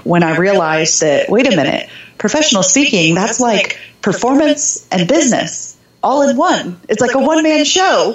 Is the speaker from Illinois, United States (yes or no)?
no; Jeffersonville, Indiana, United States; also born or lived in Germany; So I grew up just north of Louisville, Kentucky, in southern Indiana, a smaller town called Jeffersonville.